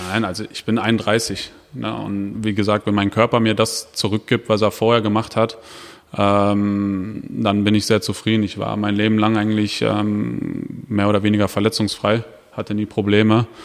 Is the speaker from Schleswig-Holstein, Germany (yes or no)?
no; Dortmund, North Rhine-Westphalia, Germany; gebürtiger Dortmunder.